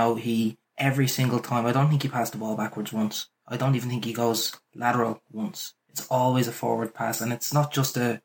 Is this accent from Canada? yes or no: no; Ireland; I'm only an Irish lad.